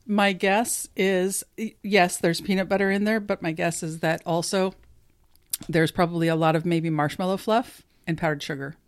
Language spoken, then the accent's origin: English; California, United States; I'm from California